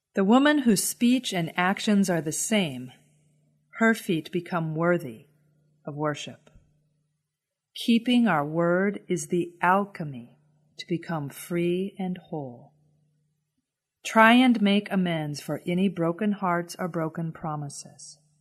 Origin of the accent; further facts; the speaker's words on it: United States; As an American woman